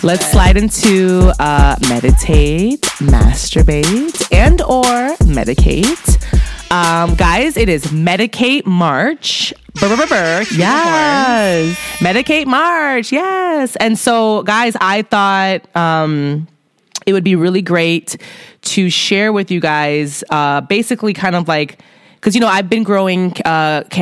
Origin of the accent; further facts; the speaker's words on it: Chicago, Illinois, United States; I'm from Chicago, but, you know, my zip code is not a Chicago zip code